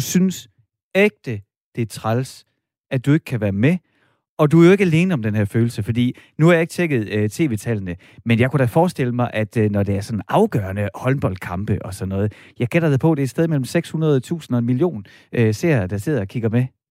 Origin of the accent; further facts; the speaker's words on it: Horsens, Central Denmark Region, Denmark; jeg er fra Horsens